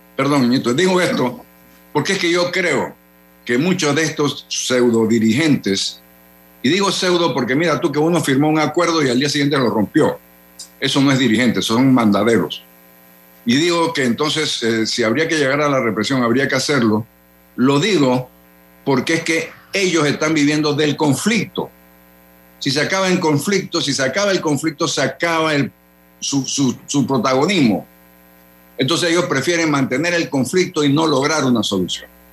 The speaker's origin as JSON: {"language": "Spanish", "country": "Panama"}